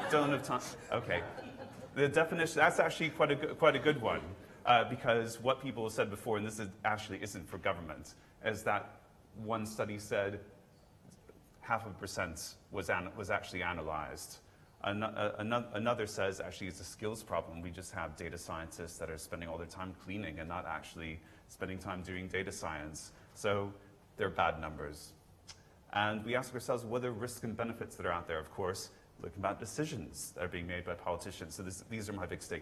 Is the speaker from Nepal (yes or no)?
no; United States; accent: American; now in United Kingdom; my American accent, I actually had to naturalize